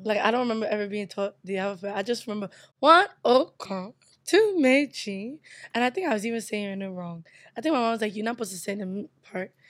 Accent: United States; also born or lived in Nigeria / Brooklyn; I was born in America.

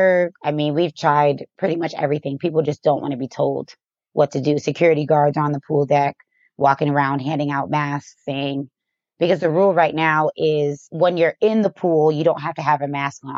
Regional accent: Boston, Massachusetts, United States; also born or lived in Chicago; now in Las Vegas, United States; Boston is where I'm from, but I moved to Vegas from Chicago.

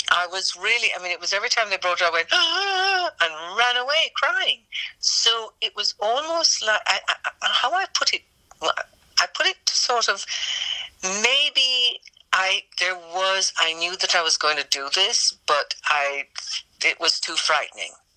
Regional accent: Jamaica; I was from Jamaica

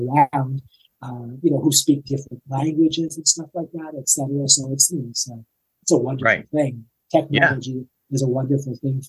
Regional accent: Toronto, Ontario, Canada; now in Nashville, United States; I came from Toronto to live here. You know, they say that Nashville is the biggest little town you'll ever, you know, the biggest.

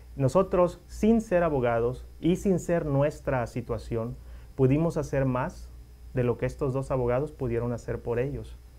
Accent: Mexico; mis compatriotas

